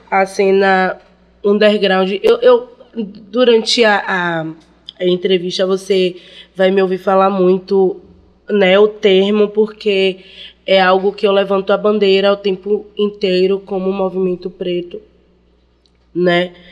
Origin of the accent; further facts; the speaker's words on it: Bahia, Brazil; born there; A 11 é, é o bairro onde eu nasci, né? Cajazeiras, o, dos maiores bairros da América Latina. E foi onde eu tive meu primeiro contato na música